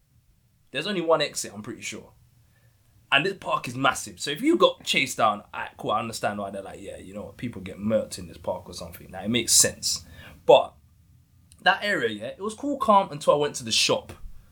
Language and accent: English; London, United Kingdom; I'm from East myself.